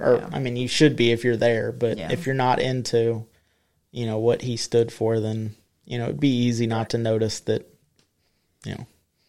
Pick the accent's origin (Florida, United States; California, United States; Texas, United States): Florida, United States; Like, everybody knows we're from Florida.